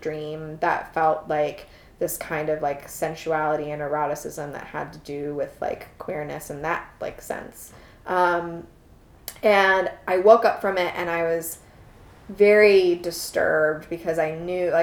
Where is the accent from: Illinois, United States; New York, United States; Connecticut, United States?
Illinois, United States; Chicago; moved away as an adult; also born or lived in Roanoke, Virginia; I grew up in Chicago and spent 19 years of my life there